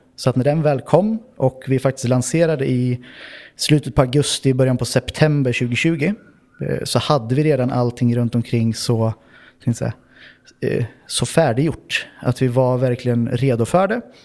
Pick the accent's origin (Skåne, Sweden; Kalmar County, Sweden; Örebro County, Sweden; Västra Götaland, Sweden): Örebro County, Sweden; Örebro; moved away as an adult; now in Oslo, Norway; Jag kommer ursprungligen från Örebro i Sverige